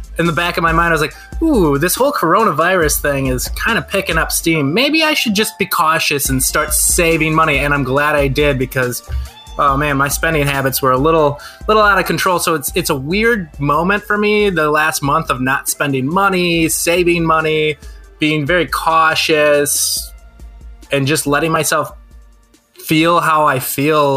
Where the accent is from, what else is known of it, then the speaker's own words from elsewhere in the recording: Brookfield, United States; I grew up in Brookfield listening to Kiss FM